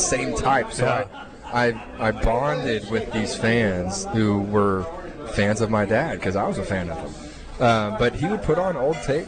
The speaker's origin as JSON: {"language": "English", "region": "Texas", "country": "United States", "said": "I'm a first-generation Texan"}